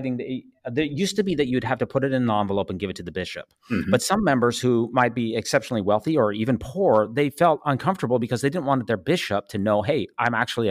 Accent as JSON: {"language": "English", "region": "Utah", "country": "United States", "tie": "born or raised there", "moved": "yes", "said": "this is my home state."}